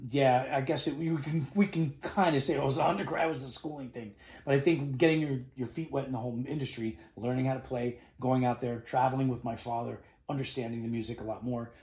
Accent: New York City, New York, United States; moved away as an adult; now in Miami, United States; I'm born and raised in New York City. So, a New Yorker, just like my father too

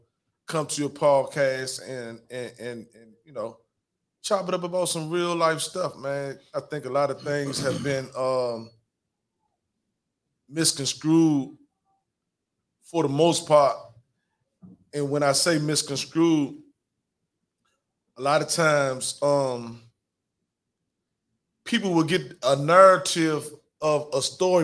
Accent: Washington, District of Columbia, United States; I'm from South, I'm a Southeast.

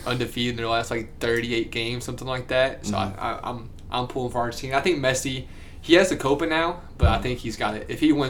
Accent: United States; obviously United States, cause we're both American.

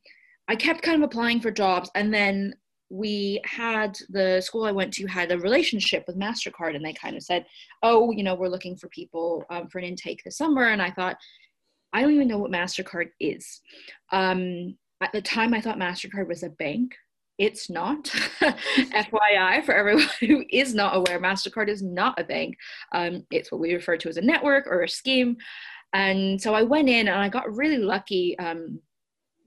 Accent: Silicon Valley, California, United States; I grew up in the Silicon Valley, which is where I am currently as we record this

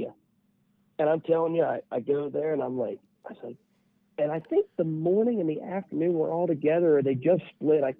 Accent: West Union, United States; everybody I grew up with around West Union

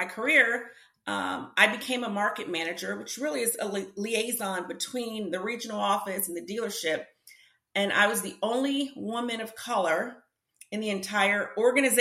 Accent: New Jersey, United States; now in Atlanta, United States; I'm originally from New Jersey, but I live in Atlanta

